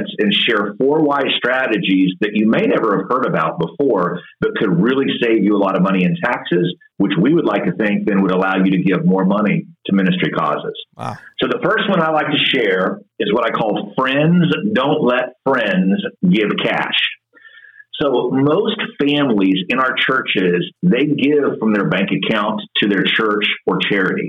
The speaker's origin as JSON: {"language": "English", "town": "Kansas City", "country": "United States", "tie": "born or raised there", "also_born_or_lived": "Manhattan, Kansas / Louisville, Kentucky", "said": "I grew up in Kansas City, little Christian church there"}